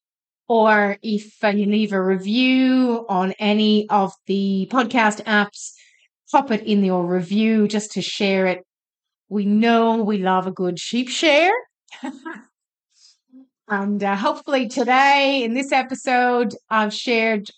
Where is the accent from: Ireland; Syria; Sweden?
Ireland; now in Australia; I'm Irish.